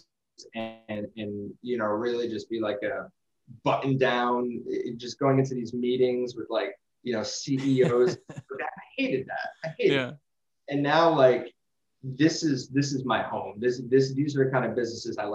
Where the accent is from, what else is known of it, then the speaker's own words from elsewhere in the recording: New Jersey, United States; I'm from North Jersey